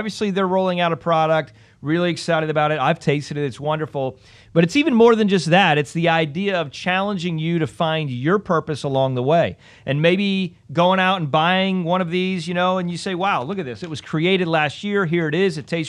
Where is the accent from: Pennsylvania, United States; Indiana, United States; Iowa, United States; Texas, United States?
Pennsylvania, United States; I grew up in Pennsylvania, smaller town.